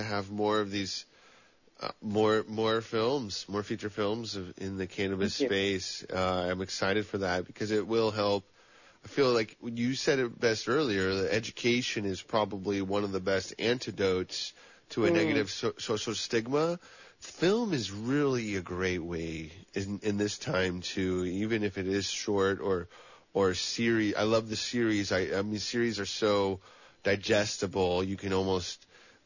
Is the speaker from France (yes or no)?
no; Santa Cruz, California, United States; also born or lived in El Dorado County, California; as a young person growing up in Santa Cruz